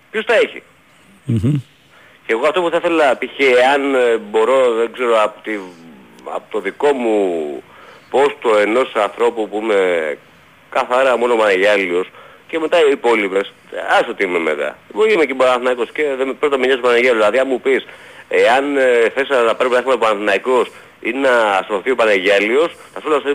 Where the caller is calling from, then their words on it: Aigio, Western Greece, Greece; από Αίγιο